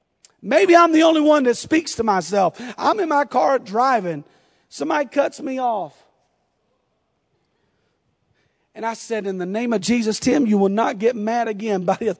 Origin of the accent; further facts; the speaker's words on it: the South, United States; accent: southern; I feel like I've lost my southern accent. I don't hear it anymore.